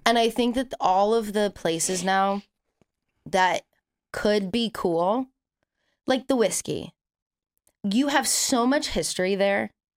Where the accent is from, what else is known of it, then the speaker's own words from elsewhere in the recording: California, United States; I have literally never lived anywhere else.